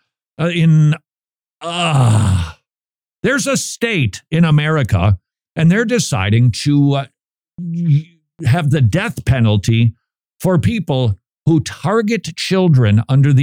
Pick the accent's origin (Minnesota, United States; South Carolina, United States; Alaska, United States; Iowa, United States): Minnesota, United States; Minnesota, my home state.